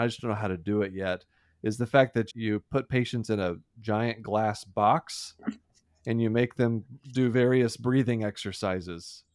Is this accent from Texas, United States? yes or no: yes; Deer Park, Texas, United States; I grew up in Houston, and, or, oh, outside of Houston, small town, Deer Park, Texas